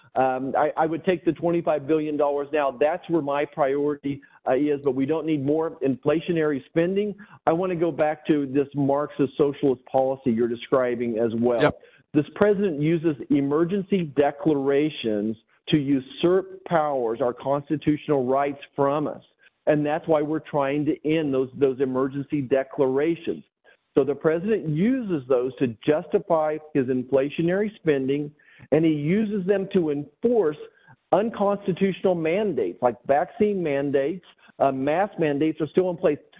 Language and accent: English; Great Bend, Kansas, United States; my hometown of Great Bend, Kansas